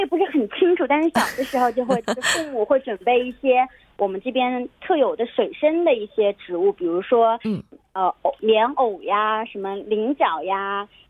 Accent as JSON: {"language": "Chinese", "region": "Jiangsu", "country": "China", "said": "啊，我是江苏"}